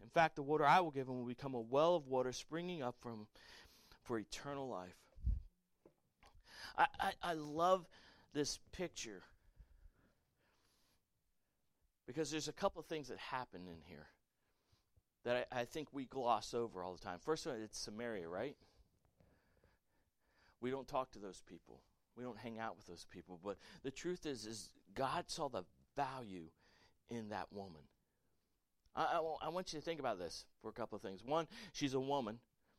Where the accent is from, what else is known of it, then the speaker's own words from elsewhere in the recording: the South, United States; Listen, I grew up in the South.